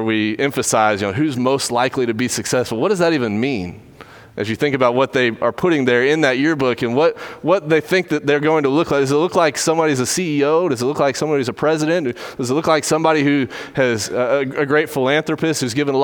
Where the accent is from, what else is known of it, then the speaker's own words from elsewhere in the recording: Dripping Springs, Texas, United States; Drove through my hometown yesterday on the way to Alex Simmons' wedding and was thinking a lot about growing up there. It's a lot like Katy in a lot of ways in that it is kind of getting swallowed up by Houston, Dripping Springs is